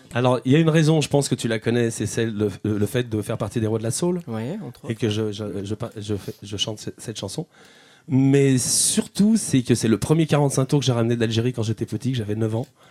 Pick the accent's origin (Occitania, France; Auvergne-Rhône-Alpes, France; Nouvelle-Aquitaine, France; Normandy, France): Auvergne-Rhône-Alpes, France; Chambéry; moved away; also born or lived in Paris; moi je suis de Chambéry